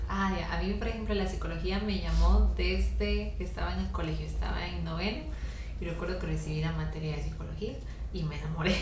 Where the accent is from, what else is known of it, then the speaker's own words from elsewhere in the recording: Grecia, Alajuela, Costa Rica; Yo nací en el Hospital San Francisco de Asís, aquí en Grecia. Crecí en barrio San Vicente de Grecia